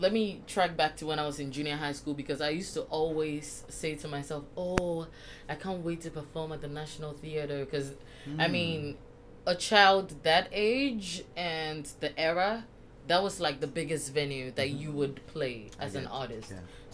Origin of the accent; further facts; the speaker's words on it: Ghana; I am Ghanaian